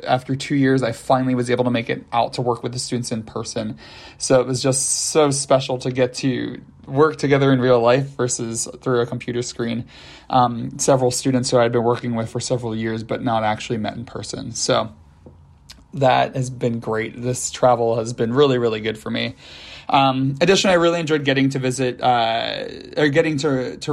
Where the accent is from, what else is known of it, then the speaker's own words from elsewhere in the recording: Philadelphia, Pennsylvania, United States; also born or lived in Downingtown, Pennsylvania; I'm from the Philadelphia area